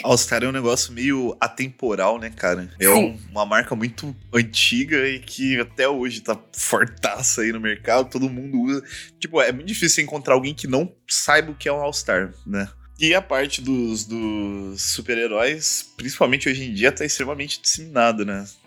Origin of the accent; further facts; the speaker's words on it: Londrina, Paraná, Brazil; moved away; eu venho lá de Londrina